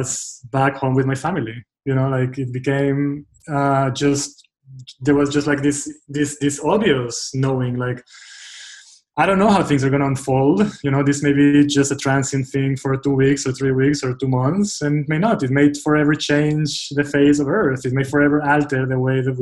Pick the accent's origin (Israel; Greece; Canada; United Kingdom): Israel; moved away; I grew up in Israel, and through middle school, through high school, through my, you know, like young adulthood, I was part of a very tightly knit, strong group of friends